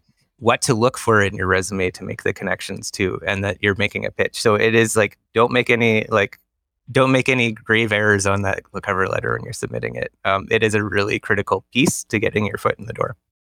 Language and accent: English; Ontario, Canada; now in British Columbia, Canada; I'm from Ontario.